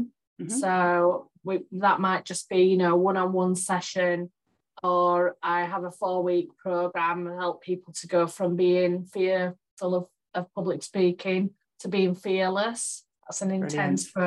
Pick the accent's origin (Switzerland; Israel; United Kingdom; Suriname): United Kingdom; Yorkshire and the Humber; now in Oswaldtwistle, United Kingdom; So I'm from Yorkshire originally, so my family still live over there